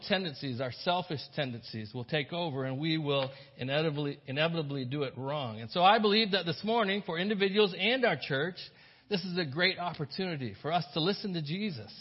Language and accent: English; the South, United States; I grew up in the South